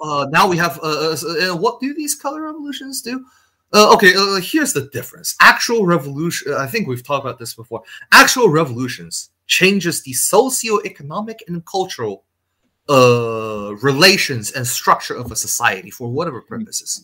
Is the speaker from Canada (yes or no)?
no; China; moved away; I came from China